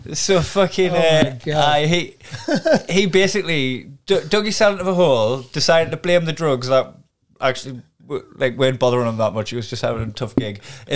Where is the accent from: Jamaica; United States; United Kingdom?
United Kingdom; Newcastle upon Tyne, North East England; I'm a Geordie